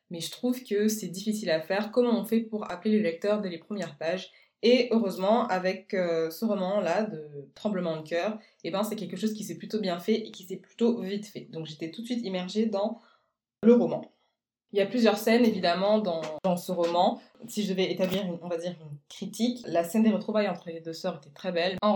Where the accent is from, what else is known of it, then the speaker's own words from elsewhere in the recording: Guadeloupe; also born or lived in French Guiana; je ne suis pas néo-calédonienne, moi je viens plutôt, on va dire, de l'exact opposé. Je suis originaire de Guadeloupe et de Guyane, donc les ambiances festives, etc., ça m'a beaucoup parlé